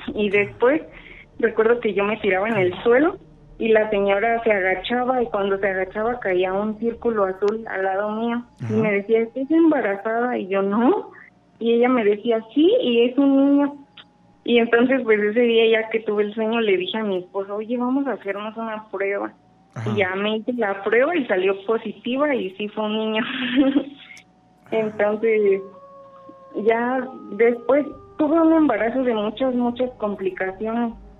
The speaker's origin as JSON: {"language": "Spanish", "town": "Morelia", "region": "Michoacán", "country": "Mexico", "said": "de Morelia."}